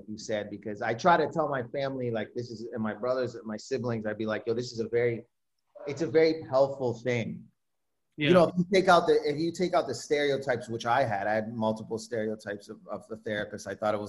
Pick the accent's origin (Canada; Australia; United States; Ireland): Canada; Windsor, Ontario; so I grew up in Windsor, Ontario